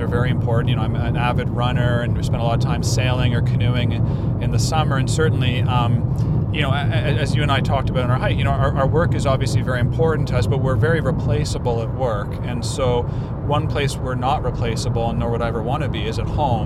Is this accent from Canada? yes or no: yes; Canada; also born or lived in India; I by the lottery of life was born into an upper middle class family in Canada.